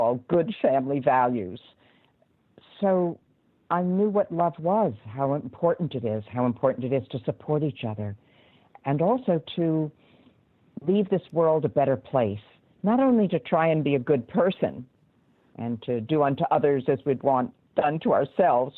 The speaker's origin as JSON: {"language": "English", "town": "New York City", "region": "New York", "country": "United States", "tie": "born or raised there", "also_born_or_lived": "North Shore of Long Island, New York / Chicago", "said": "I grew up in Brooklyn and then moved to the North Shore of Long Island"}